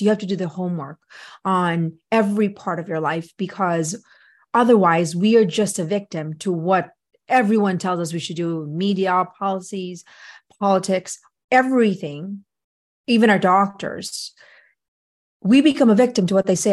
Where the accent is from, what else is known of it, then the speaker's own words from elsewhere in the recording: Philippines; now in United States; I grew up in the Philippines